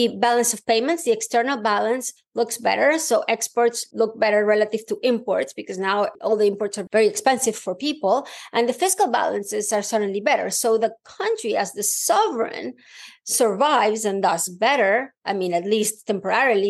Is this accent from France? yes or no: no; Venezuela; moved away; I grew up in Venezuela